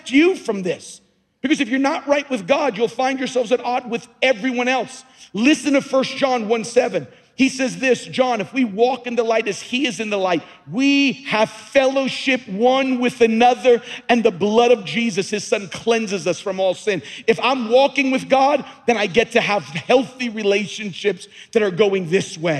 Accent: Long Island, New York, United States; moved away as an adult; also born or lived in Louisiana; I was born and raised on Long Island

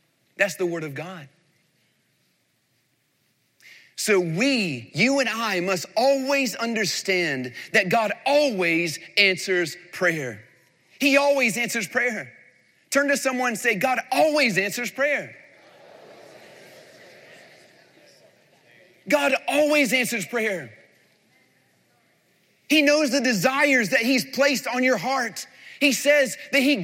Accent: North Carolina, United States; moved away as an adult; also born or lived in Florida / Tennessee; he pastored one of the largest churches in the same town I grew up in North Carolina

